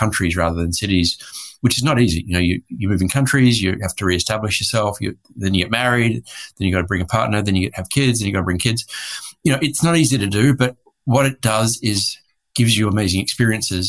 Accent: Australia; moved away as an adult; also born or lived in Hong Kong / Bangkok, Thailand; now in Santa Barbara, United States; I am an Australian, recently made an American citizen because I've been here for some time now. But I'm an Australian living in the US.

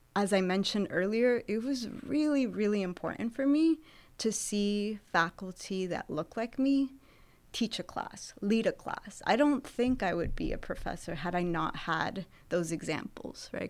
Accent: Santa Barbara, California, United States; moved away as an adult; also born or lived in Jalisco, Mexico / Los Angeles, California / Texas; now in Sacramento, United States; I grew up in Santa Barbara, California

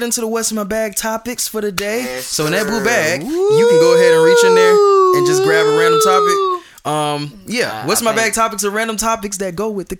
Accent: Atlanta, Georgia, United States; I'm from Atlanta.

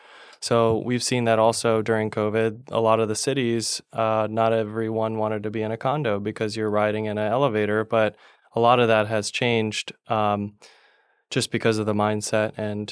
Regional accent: Palm Harbor, Florida, United States; when Tad, your son, and I mm-hmm. were growing up in Palm Harbor. It was a more of a sleepy town and not many people mm-hmm. knew about the Tampa Bay.

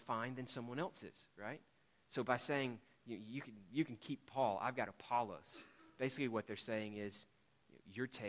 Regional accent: the American South, United States; I am a Southerner

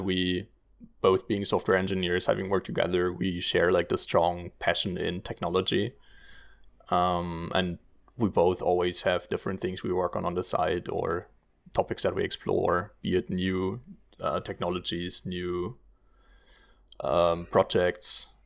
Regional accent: Germany; moved away as an adult; now in Netherlands; I'm originally from Germany, um, but now also living in the beautiful Netherlands.

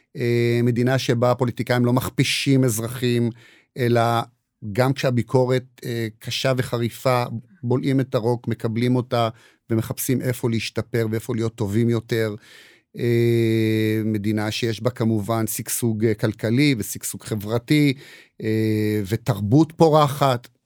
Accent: Israel; also born or lived in United States; נולדתי פה, גדלתי פה, למרות, חוץ מהשנתיים שגרתי בארצות הברית

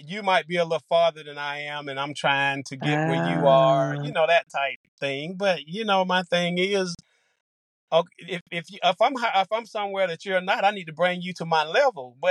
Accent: Eufaula, Alabama, United States; I'm from Eufaula, Alabama.

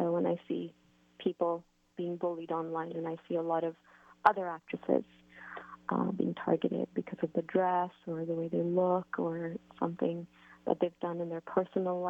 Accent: Canada; I've been brought up with a lot of freedom from my parents and being Canadian

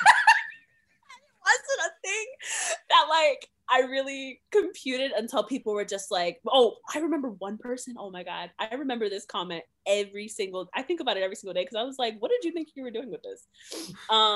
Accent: New York, United States; now in Providence, United States; I'm from New York

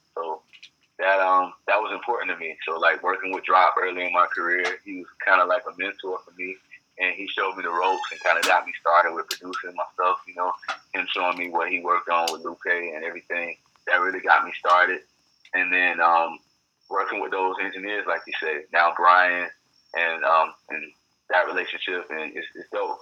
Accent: Fort Lauderdale, Florida, United States; moved away as an adult; also born or lived in Atlanta; now in Los Angeles, United States; born and raised in Florida, Fort Lauderdale, Florida.

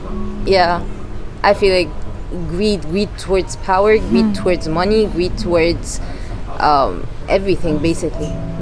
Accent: Kuwait; born there; yeah, I was born in Kuwait, actually.

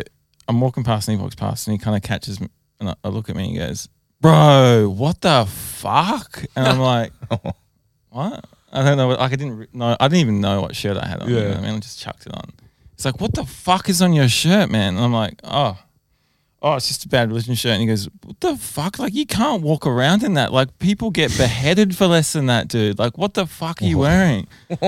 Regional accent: Adelaide, South Australia, Australia; I grew up in Adelaide.

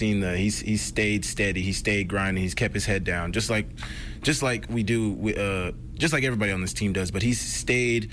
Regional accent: Oklahoma, United States; moved away as an adult; now in Missoula, United States; I'm from Oklahoma

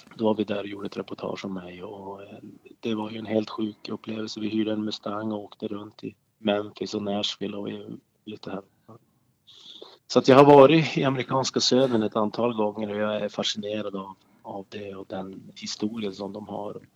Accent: Boden, Norrbotten County, Sweden; now in Skellefteå, Sweden; min uppväxt uppe i Boden och inbyn där jag kommer ifrån

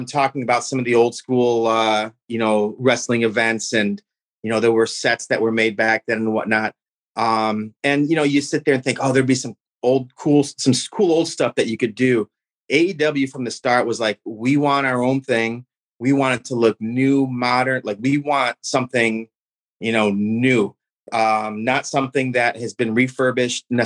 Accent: Michigan, United States; I'm from Michigan.

